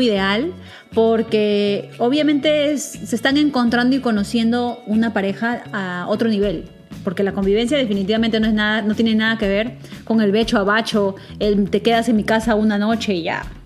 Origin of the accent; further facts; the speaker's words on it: Peru; nosotros somos peruanas